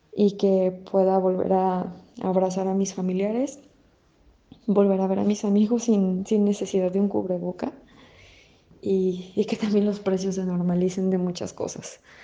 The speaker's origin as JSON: {"language": "Spanish", "town": "León", "region": "Guanajuato", "country": "Mexico", "said": "soy de León, Guanajuato tengo 32 años"}